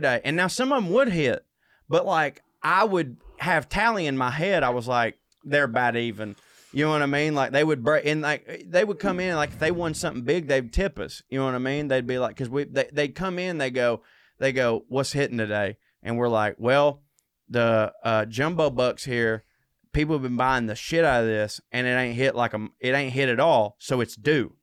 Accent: the South, United States; I'm from the South, but I come from the South

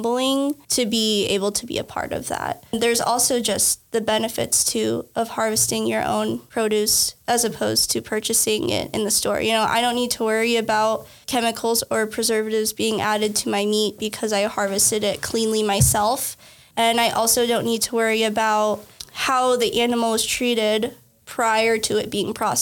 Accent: Lincoln, Nebraska, United States; I am from Nebraska originally. I grew up here in Lincoln

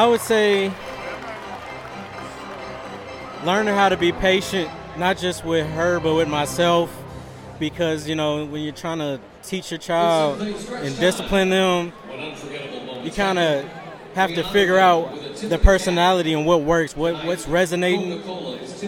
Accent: St. Louis, Missouri, United States; Growing up in St. Louis, it's like the biggest thing here.

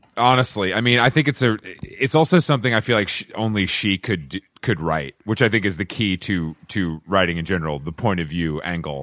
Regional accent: Atlanta, Georgia, United States; I'm from Atlanta

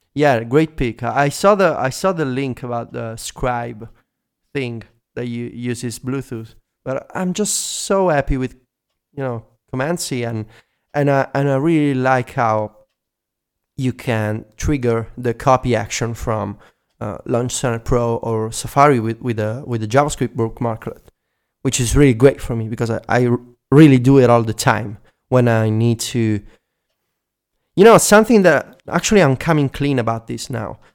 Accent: Italy; accent: Italian; English is a second language; my first language is not English.

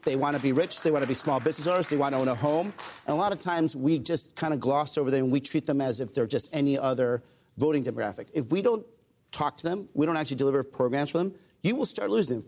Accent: Arizona, United States; I grew up in Arizona

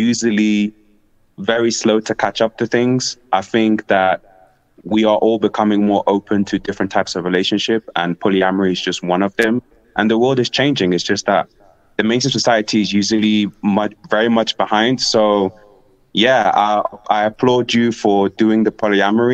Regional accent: England, United Kingdom; also born or lived in Africa; now in Ecuador; I grew up in England

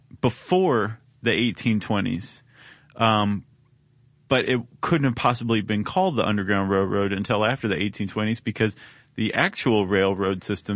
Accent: Ohio, United States; moved away; I grew up in Ohio.

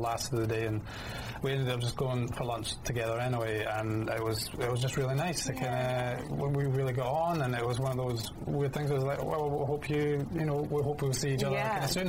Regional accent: United Kingdom; also born or lived in Scotland; now in London, United Kingdom; being British

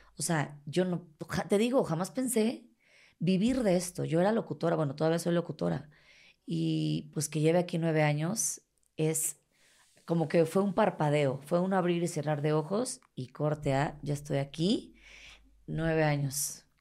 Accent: Mexico City, Mexico; accent: chilango; soy chilanga, que soy de la Ciudad de México

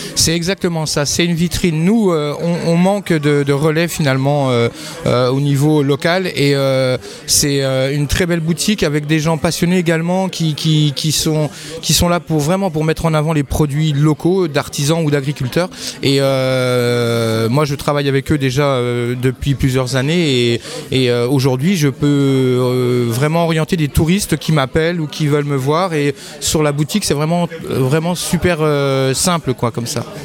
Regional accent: Neufchâteau, Grand Est, France; also born or lived in Plombières-les-Bains; Je suis Vosgien d'origine, je viens de la plaine de Neufchâteau

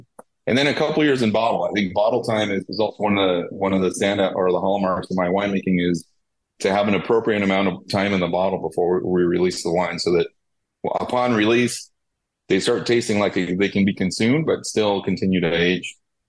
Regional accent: California, United States; They actually are owners and operators from California, which is great for me as a Californian.

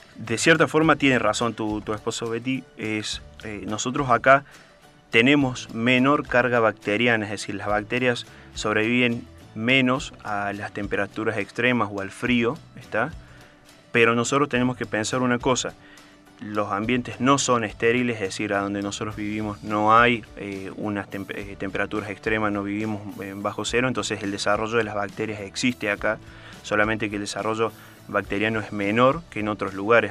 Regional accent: Córdoba, Argentina; yo soy de Córdoba

